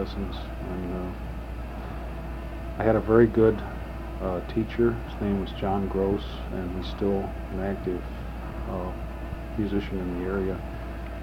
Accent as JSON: {"language": "English", "town": "St. Louis", "region": "Missouri", "country": "United States", "tie": "born or raised there", "said": "Well, I'm from St. Louis. I was born here January 28, 1940."}